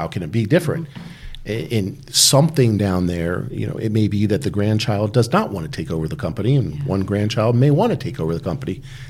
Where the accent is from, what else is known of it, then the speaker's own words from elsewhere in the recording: Dayton, Ohio, United States; born there; I was born in Dayton, Ohio. Which is where my parents were also born.